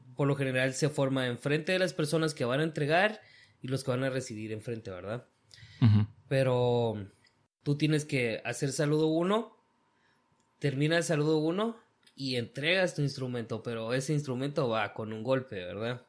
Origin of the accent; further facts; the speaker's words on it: Guatemala; moved away as an adult; now in United States; yo nací aquí en Estados Unidos, pero me crié prácticamente toda mi vida en Guatemala